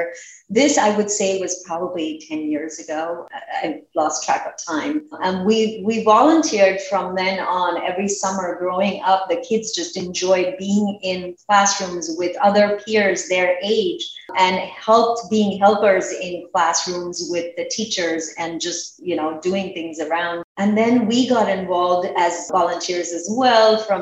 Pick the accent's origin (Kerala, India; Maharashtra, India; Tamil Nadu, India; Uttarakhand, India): Maharashtra, India; Mumbai; now in Princeton, United States; I born and raised in Bombay back then